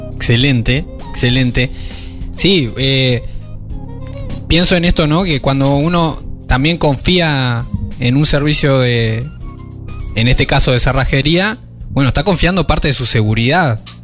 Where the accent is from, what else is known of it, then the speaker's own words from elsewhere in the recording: Uruguay; como buenos uruguayos